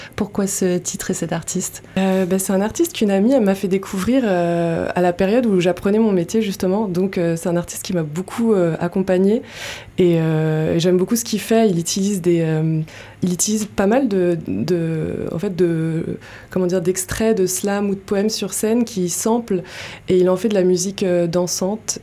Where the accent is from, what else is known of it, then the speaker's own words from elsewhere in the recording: Paris region, Île-de-France, France; moved away as an adult; also born or lived in Montreal, Canada; now in Landes, France; de région parisienne